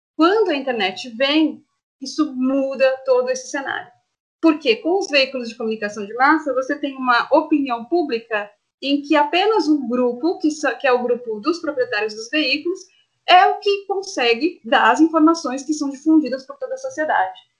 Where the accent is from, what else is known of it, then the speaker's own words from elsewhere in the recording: Santo André, São Paulo, Brazil; eu sou nascida em Santo André, moro em Santo André